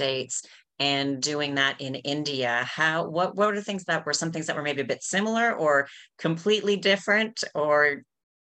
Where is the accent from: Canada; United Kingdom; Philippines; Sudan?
Canada; I'm from Canada